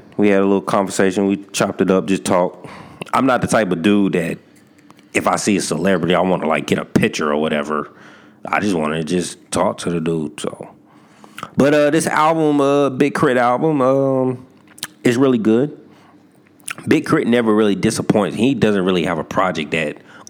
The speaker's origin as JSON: {"language": "English", "town": "Fayetteville", "region": "North Carolina", "country": "United States", "tie": "born there", "said": "And not because of a North Carolina bias, because, you know, I was born in Fayetteville, because, I mean, it's on my birth certificate."}